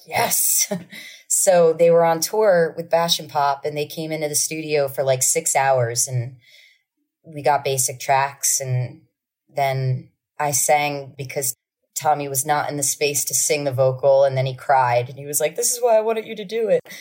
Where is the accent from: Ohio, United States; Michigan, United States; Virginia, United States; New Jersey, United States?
New Jersey, United States; Asbury Park; because I'm from Asbury Park